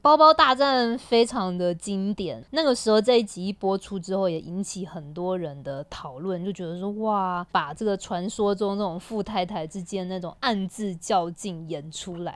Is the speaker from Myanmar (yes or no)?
no; Taiwan; moved away as an adult; now in Shanghai, China; 我们台湾人